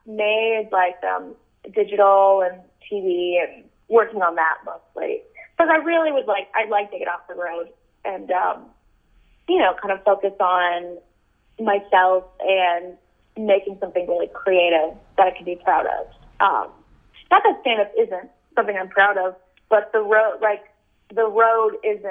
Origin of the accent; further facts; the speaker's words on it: United States; I'm American